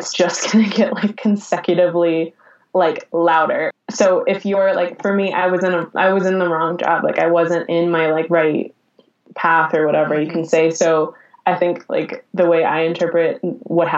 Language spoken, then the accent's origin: English; Colorado, United States; moved away as an adult; also born or lived in Los Angeles; I'm going to be doomed to live in my hometown my whole life.